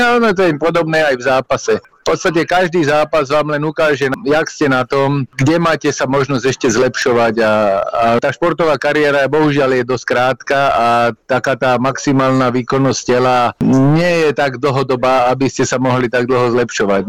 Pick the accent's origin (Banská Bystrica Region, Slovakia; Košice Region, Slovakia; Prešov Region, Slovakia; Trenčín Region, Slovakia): Trenčín Region, Slovakia; Prievidza; moved away; also born or lived in Bratislava; v Prievidzi, lebo dlhé roky som tam trávil